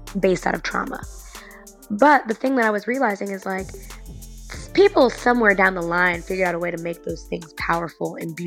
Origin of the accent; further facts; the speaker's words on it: Chicago, Illinois, United States; I grew up in Beverly during a time, Beverly, Chicago, when it was predominantly white.